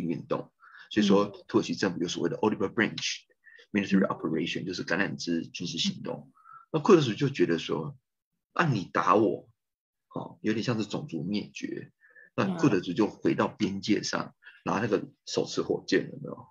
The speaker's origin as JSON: {"language": "Chinese", "town": "Taipei", "country": "Taiwan", "tie": "born or raised there", "also_born_or_lived": "United States / Melbourne, Australia / Finland / Turkey", "moved": "as an adult", "said": "在一九七九年出生，在台北出生的，的台湾人"}